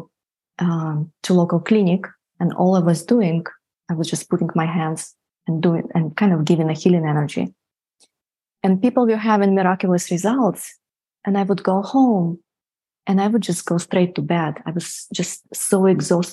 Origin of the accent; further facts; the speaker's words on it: Siberia, Russia; moved away as an adult; I grew up in Siberia, so I went to medical school in Siberia